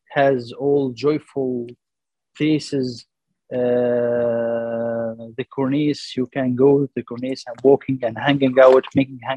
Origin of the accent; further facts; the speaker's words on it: Mansoura, Dakahlia, Egypt; English is a second language; moved away as an adult; now in Alexandria, Egypt; I'm living there when I was young. I'm living yeah. all uh, all my life. I'm here from Mansoura.